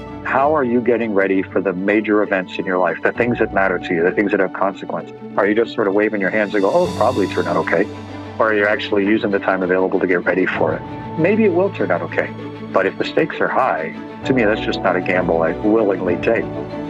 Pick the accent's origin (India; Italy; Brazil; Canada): Canada; I was the top test pilot in the U.S. Navy as a Canadian.